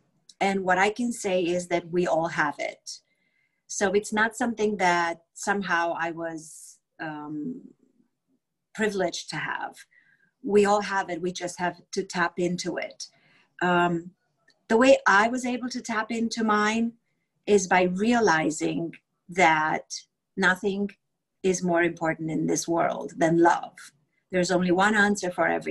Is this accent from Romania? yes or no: yes; Romania; English is a second language; moved away as an adult; now in United States; I grew up in Romania during communism